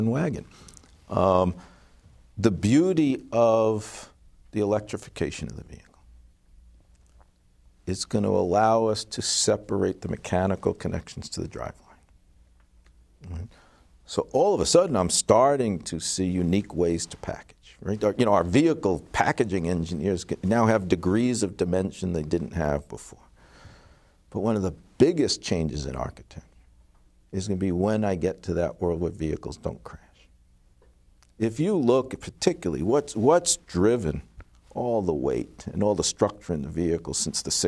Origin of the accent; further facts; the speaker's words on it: New York City, New York, United States; now in Detroit, United States; I'm from New York City originally, before I moved to Motown. My nuclear family's still there